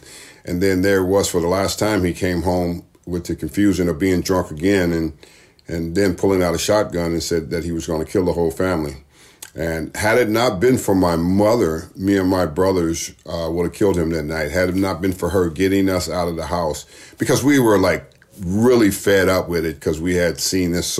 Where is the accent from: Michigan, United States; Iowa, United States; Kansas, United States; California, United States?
California, United States; Los Angeles; I was brought up in Watts, California